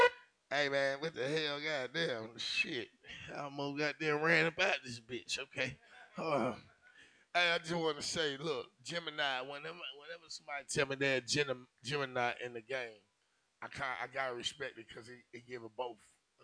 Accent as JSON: {"language": "English", "region": "Alabama", "country": "United States", "said": "I come from Bama too."}